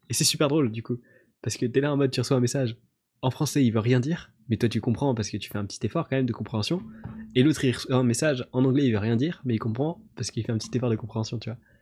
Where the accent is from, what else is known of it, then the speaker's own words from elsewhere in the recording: France; je suis français